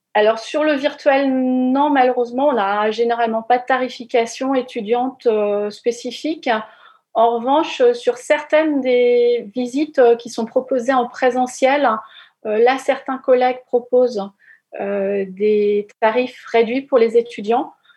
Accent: Normandy, France; quand on est normand

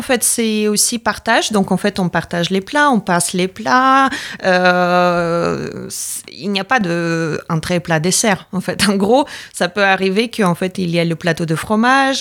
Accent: Latvia; French is a second language; moved away as an adult; now in France

